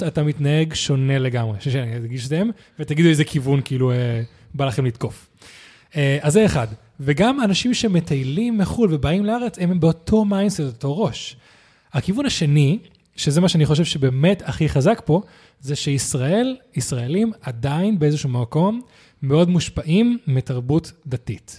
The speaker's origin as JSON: {"language": "Hebrew", "country": "Spain", "moved": "yes", "lives_now": "Israel", "said": "אני מגיע מאירופה, מספרד"}